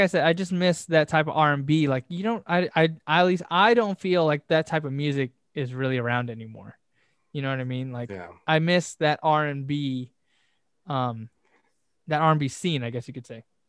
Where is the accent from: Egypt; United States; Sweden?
United States; Southern California; we're from Southern California